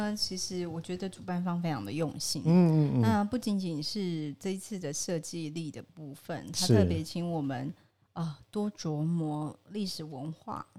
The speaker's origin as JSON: {"language": "Chinese", "country": "Taiwan", "said": "我们是身为台湾人，"}